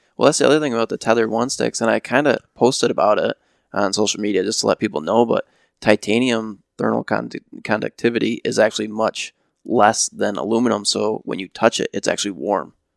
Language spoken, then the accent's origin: English; Ravenna, Michigan, United States; born and raised in Ravenna